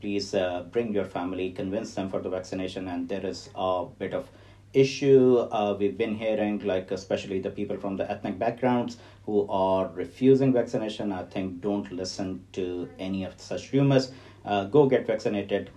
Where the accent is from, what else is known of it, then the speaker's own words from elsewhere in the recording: Lahore, Punjab, Pakistan; moved away as an adult; also born or lived in Wessex region, United Kingdom; now in Portsmouth, United Kingdom; I'm from Pakistan, from Lahore, and I came to UK in 2004.